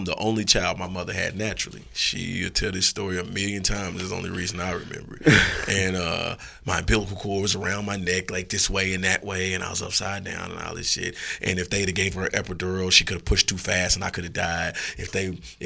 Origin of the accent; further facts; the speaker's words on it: Indianapolis, Indiana, United States; I'm from the city. I'm from Indianapolis, Indiana. You know, from the 3900 block